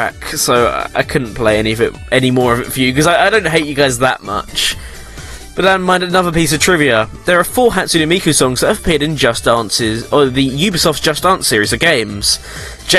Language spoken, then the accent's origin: English; England, United Kingdom; we're English